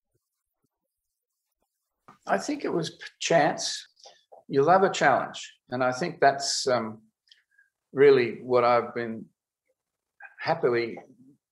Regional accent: Australia; also born or lived in United States; being an Australian

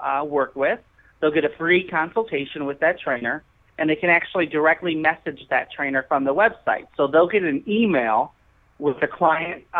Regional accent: Chicago, Illinois, United States; I grew up here in Chicago.

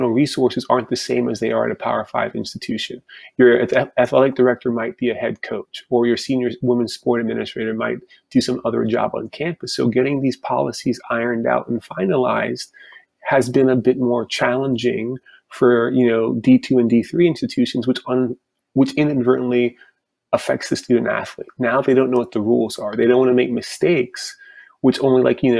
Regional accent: Florida, United States; a Division II or Division III school in my home state of Florida

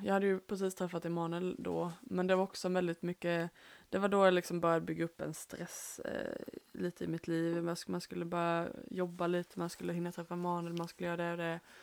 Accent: Småland, Sweden; vi är ju här från Småland

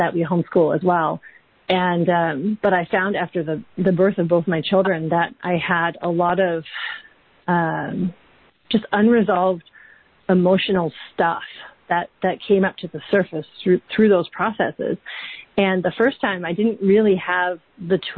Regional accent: Vancouver Island, British Columbia, Canada; moved away as an adult; also born or lived in London, United Kingdom; We're from Vancouver Island originally in Canada

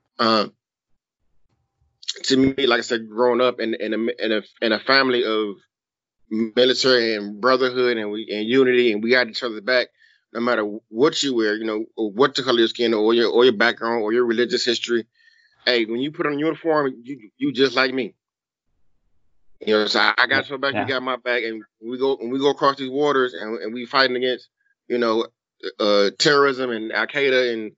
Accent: East Cleveland, Ohio, United States; me growing up in the inner city, I grew up in East Cleveland

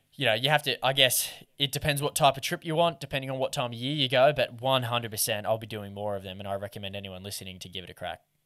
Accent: Lake Macquarie, New South Wales, Australia; I grew up in Lake Macquarie

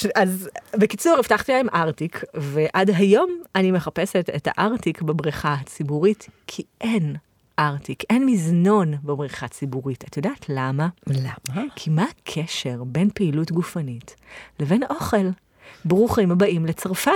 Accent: Israel; אנחנו הישראלים

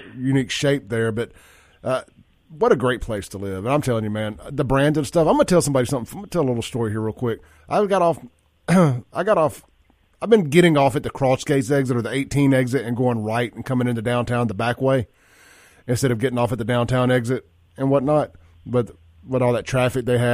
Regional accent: Jackson, Mississippi, United States; growing up in South Jackson.

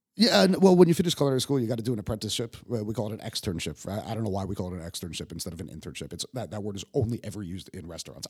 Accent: Yonkers, New York, United States; moved away as an adult; also born or lived in Manhattan; now in Prague, Czech Republic; I was born in New York.

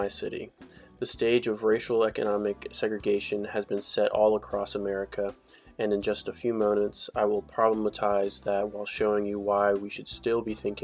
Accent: Charlotte, North Carolina, United States; Growing up in Charlotte

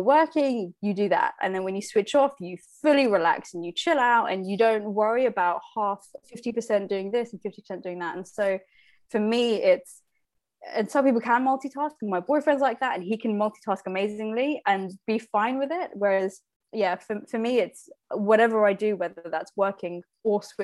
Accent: Slough, South East England, United Kingdom; I was born in Slough, raised in Slough.

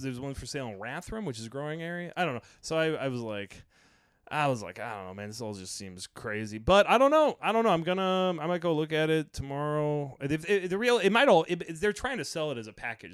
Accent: Rockford, United States; moved away; the post office in my hometown is up for sale

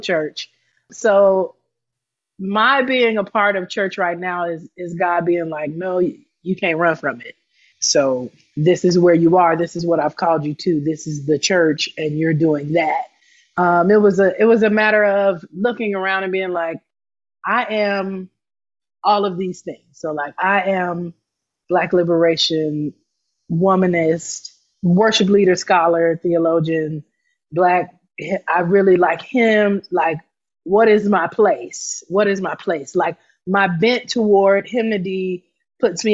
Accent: Atlanta, Georgia, United States; moved away; also born or lived in Akron, Ohio / Gary, Indiana; grew up in Atlanta because my father pastored there. He also pastored in Akron, Ohio

